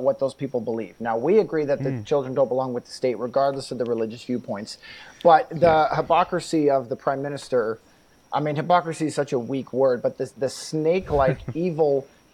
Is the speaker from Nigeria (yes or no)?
no; Canada